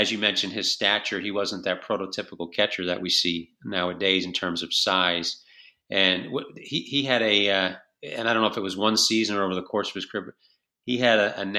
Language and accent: English; New York, United States; I grew up in New York during the time he was broadcasting with the Mets